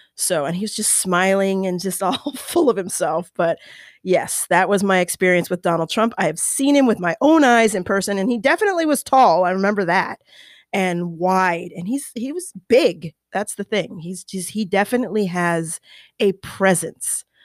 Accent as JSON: {"language": "English", "region": "Colorado", "country": "United States", "tie": "born or raised there", "moved": "yes", "said": "I grew up in Colorado"}